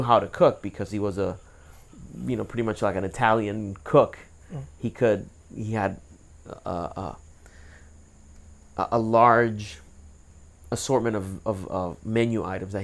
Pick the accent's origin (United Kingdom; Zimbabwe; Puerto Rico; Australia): Puerto Rico; now in United States; I was born and raised in Puerto Rico